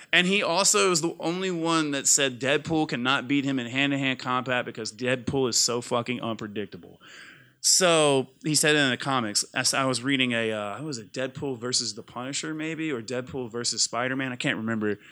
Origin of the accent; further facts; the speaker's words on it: Mississippi, United States; I grew up in Mississippi